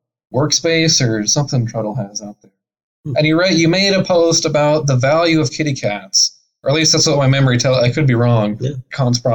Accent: Portland, Oregon, United States; moved away as an adult; also born or lived in Seattle, Washington; I've lived in both Seattle and Portland. I'm from Portland, Oregon.

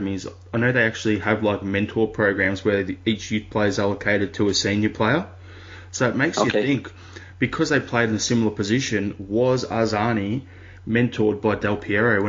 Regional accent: Australia; as an Australian

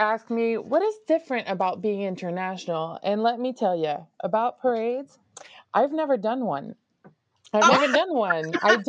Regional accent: Canada; we don't have the same holiday, so we always leave before as Canadians.

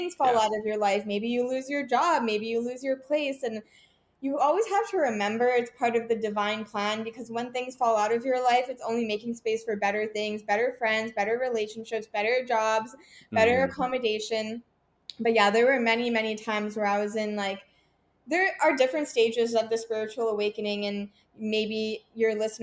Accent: Vancouver, British Columbia, Canada; also born or lived in Toronto; I was born in Toronto, moved to Vancouver as a child

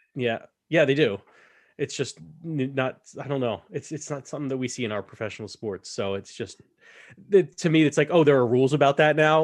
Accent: United States; to me as an American

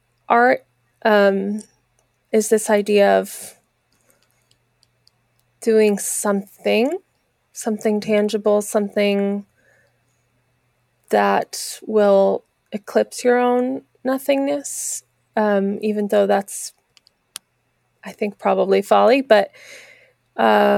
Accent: New Jersey, United States; now in Los Angeles, United States; New Jersey, where I grew up

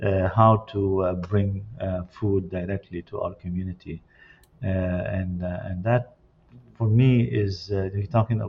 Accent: Lebanon; now in Canada; And personally, I came from Lebanon in 1976, and I connected here with the Quebec, at an early young age

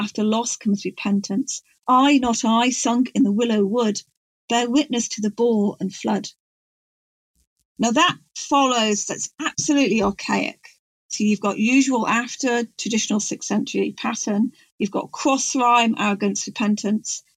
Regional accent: Chester, North West England, United Kingdom; accent: Gog; moved away as an adult; also born or lived in North Wales; now in West Wales, United Kingdom; I'm from the borderland between Clwyd and Cheshire

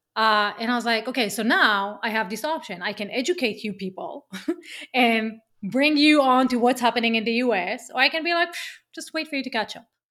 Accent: Israel; accent: Israeli; English is a second language; moved away as an adult; as you can hear from my accent, I'm Israeli

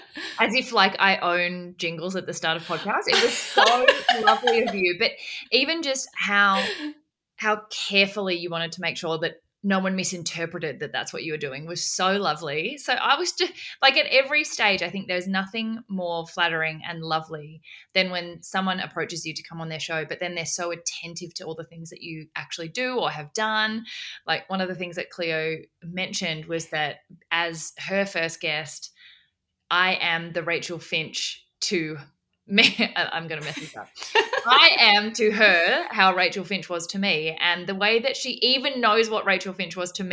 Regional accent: Australia; also born or lived in South Korea; I was born in South Korea originally and adopted into an orphanage in South Korea and adopted by an incredible Australian family when I was 6 months old, and then have since grown up in Australia

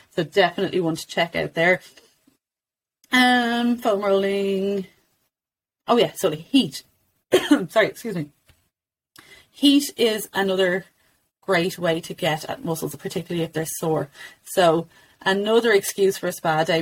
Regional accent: Ireland; as Irish mums

